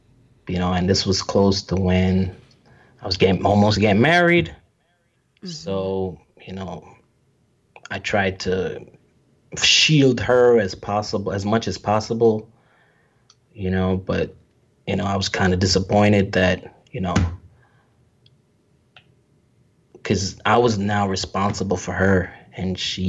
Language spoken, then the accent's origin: English; New York, United States; growing up in New York as a black male, I'm telling you, it's not easy.